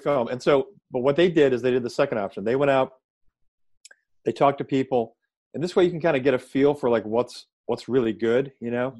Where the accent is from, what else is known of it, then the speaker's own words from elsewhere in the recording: Chicago, Illinois, United States; moved away as an adult; also born or lived in Atlanta, Georgia / Baltimore; I grew up in Chicago